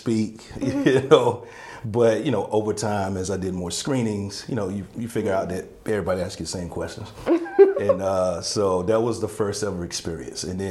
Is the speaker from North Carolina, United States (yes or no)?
yes; Laurinburg, North Carolina, United States; moved away as an adult; also born or lived in Atlanta; I'm from Laurinburg